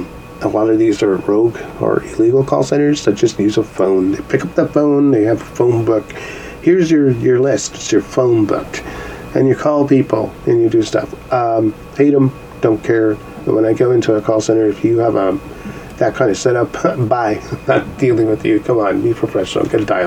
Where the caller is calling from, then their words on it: Canada; actually I'm calling from Canada.